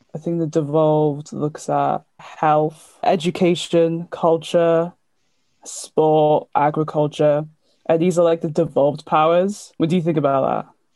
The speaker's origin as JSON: {"language": "English", "town": "Cardiff", "region": "Wales", "country": "United Kingdom", "said": "I'm 19 and from Cardiff"}